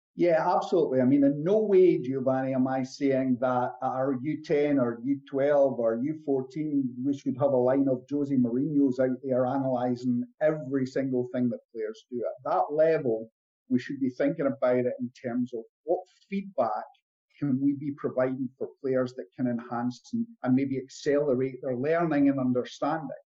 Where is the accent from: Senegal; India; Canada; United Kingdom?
United Kingdom; Scotland; i come from Scotland